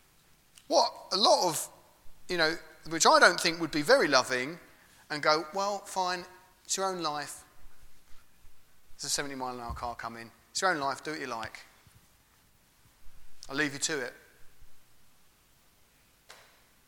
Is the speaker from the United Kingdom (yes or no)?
yes; England, United Kingdom; We're English, aren't we? Not all of us, but we all live in England